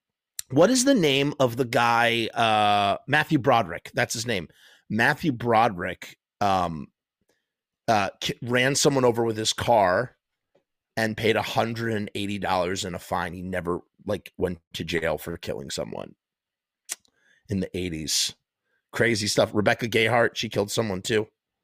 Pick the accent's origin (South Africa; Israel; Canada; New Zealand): Israel; English is a second language; It didn't help the fact that we came from Israel, which used to have a big beef with Egypt.